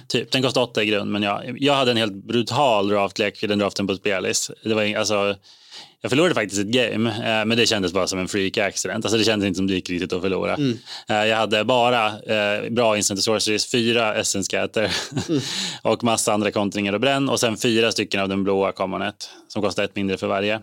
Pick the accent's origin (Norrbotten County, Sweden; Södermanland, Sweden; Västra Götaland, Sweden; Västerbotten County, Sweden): Södermanland, Sweden; Eskilstuna; moved away; jag var hemma i Eskilstuna